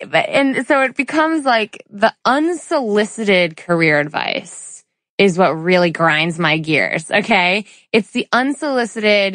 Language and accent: English; suburban Connecticut, United States; in suburban Connecticut, where we're from, right? Where I was born and raised